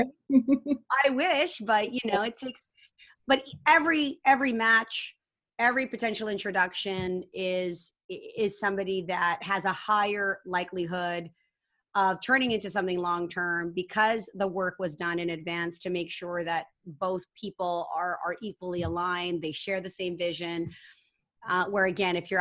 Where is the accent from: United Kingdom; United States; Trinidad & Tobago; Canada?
Canada; I'm Asian. I'm Canadian, Filipino Canadian.